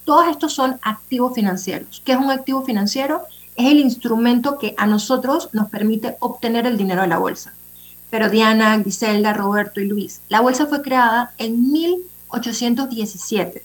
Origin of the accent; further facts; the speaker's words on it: Panama; como panameños